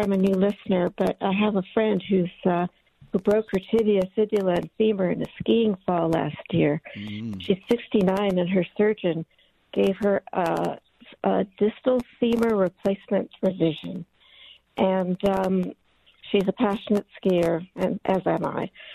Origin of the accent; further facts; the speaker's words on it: Los Angeles, California, United States; also born or lived in Montebello; I grew up in um, East LA. I went to school in Montebello, which is in the San Gabriel Valley here in Los Angeles.